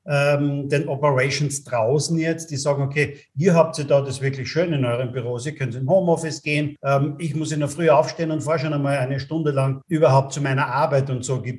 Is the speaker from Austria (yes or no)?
yes; Austria; ganz anders umgegangen wie bei uns in Österreich oder auch in Deutschland